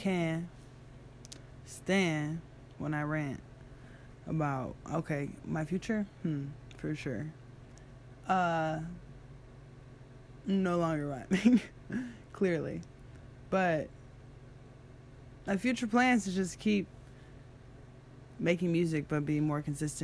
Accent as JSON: {"language": "English", "town": "Detroit", "region": "Michigan", "country": "United States", "said": "We're all from Detroit, right?"}